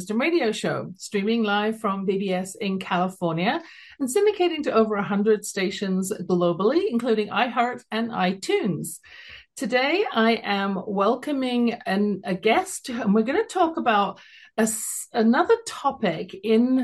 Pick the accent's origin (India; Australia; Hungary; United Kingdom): United Kingdom; London; now in Calgary, Canada; you can tell from my accent, originally from London, England